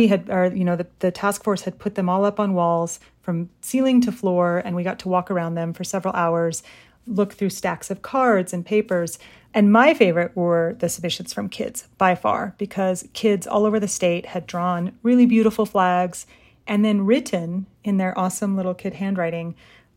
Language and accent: English; Utah, United States; born and raised in Utah, but in an immigrant family